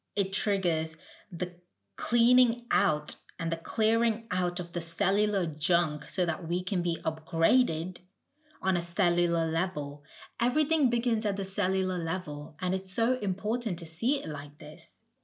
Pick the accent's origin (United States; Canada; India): India; now in United Kingdom; I grew up in India